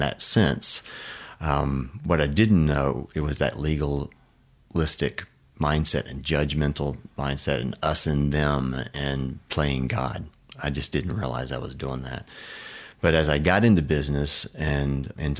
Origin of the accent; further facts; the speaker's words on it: Oklahoma, United States; also born or lived in Baltimore, Maryland; we moved to Oklahoma from Baltimore to a little farm and double wide trailer